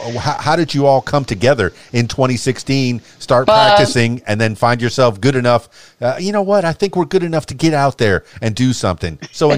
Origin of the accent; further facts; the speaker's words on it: Miami, Florida, United States; And me personally, I'm from Miami, the Florida Keys. And I was very happy to be from there with all the blue, the ocean.